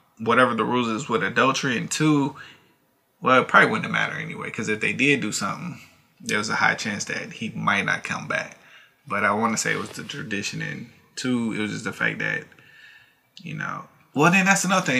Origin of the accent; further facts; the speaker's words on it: United States; as American